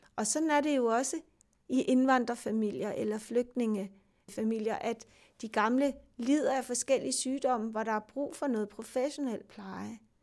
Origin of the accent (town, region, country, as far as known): Denmark